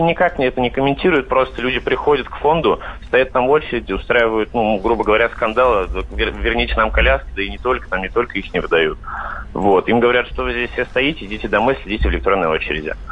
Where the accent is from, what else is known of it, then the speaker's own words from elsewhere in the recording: Vladimir, Vladimir Oblast, Russia; Я сам вообще из Владимира